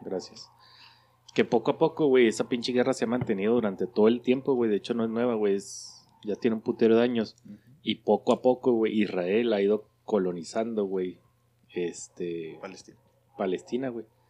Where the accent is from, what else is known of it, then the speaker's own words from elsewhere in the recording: Mexico; somos los mexicanos